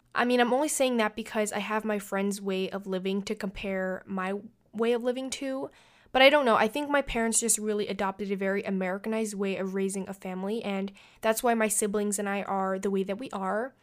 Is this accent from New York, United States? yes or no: yes; New York City, New York, United States; first language English; I was born and raised in New York City